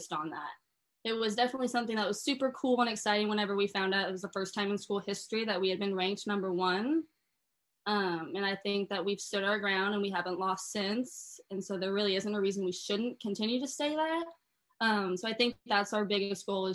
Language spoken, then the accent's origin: English; Kansas City, Missouri, United States; also born or lived in Lee's Summit; I'm from Kansas City